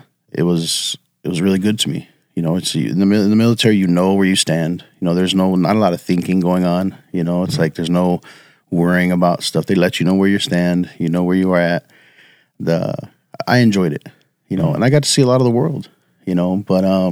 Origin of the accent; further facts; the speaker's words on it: Salinas, California, United States; moved away; A city called Salinas in Central California.